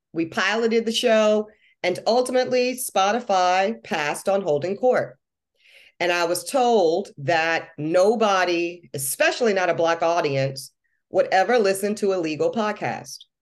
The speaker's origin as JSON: {"language": "English", "region": "North Carolina", "country": "United States", "tie": "born or raised there", "also_born_or_lived": "Louisiana", "said": "I might have grown up in North Carolina, I was born in Louisiana"}